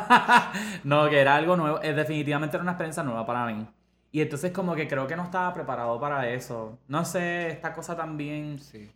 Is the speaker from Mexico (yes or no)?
no; Ponce, Puerto Rico; yo crecí en Ponce